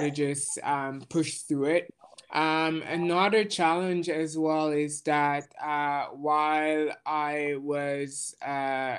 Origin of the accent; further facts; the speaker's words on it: Jamaica; now in Montreal, Canada; I was born in Jamaica. I currently live in Montreal.